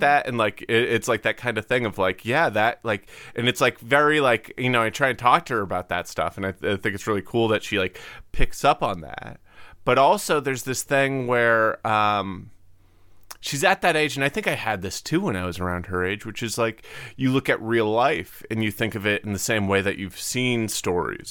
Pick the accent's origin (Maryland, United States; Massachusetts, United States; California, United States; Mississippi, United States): Massachusetts, United States; Cape Cod; I'm from Cape Cod